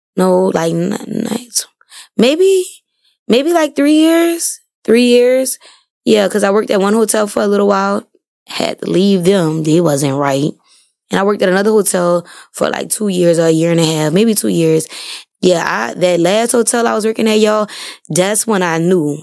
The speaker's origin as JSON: {"language": "English", "town": "New Orleans", "region": "Louisiana", "country": "United States", "tie": "born or raised there", "said": "I'm from New Orleans, born and raised"}